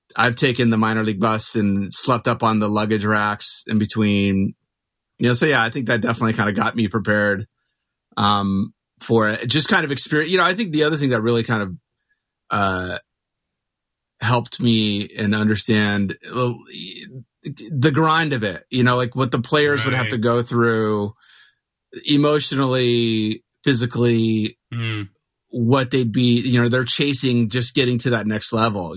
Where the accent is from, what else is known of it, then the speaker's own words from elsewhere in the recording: Mesa, Arizona, United States; also born or lived in Phoenix, Arizona; I grew up in Mesa. I live in Phoenix